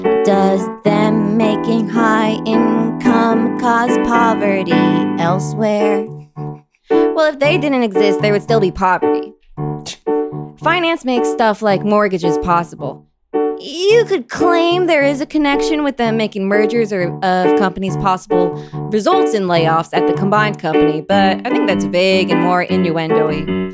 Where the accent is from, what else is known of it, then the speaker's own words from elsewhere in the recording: Allendale, New Jersey, United States; Allendale, New Jersey.